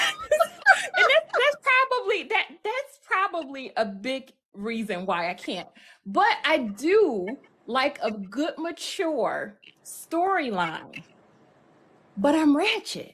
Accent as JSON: {"language": "English", "town": "Buffalo", "region": "New York", "country": "United States", "moved": "as an adult", "lives_now": "Michigan, United States", "said": "I hail from Buffalo, New York. I currently reside in Michigan"}